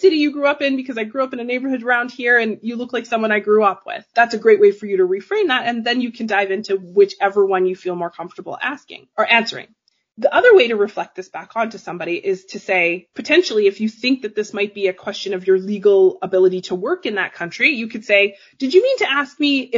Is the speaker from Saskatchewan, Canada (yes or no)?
no; Calgary, Alberta, Canada; I'm from Canada. I grew up in Calgary, Alberta.